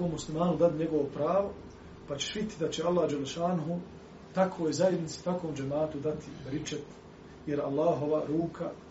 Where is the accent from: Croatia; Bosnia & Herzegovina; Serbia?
Bosnia & Herzegovina; na ovom lokalnom planu kod nas u Bosni